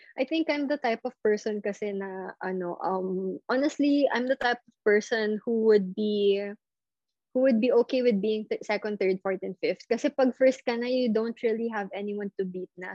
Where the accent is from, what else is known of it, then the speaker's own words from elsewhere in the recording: Philippines; I never grew up in China. I never grew up in the States. I grew up here